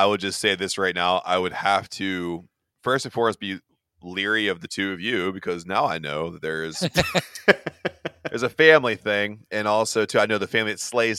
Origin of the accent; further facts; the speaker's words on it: United States; I'm American.